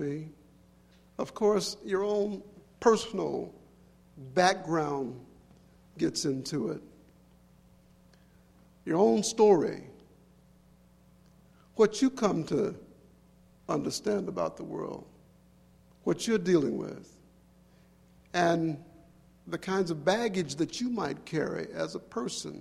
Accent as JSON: {"language": "English", "region": "Mississippi Delta", "country": "United States", "tie": "born or raised there", "said": "I was born in the Delta back during the war, the Great War."}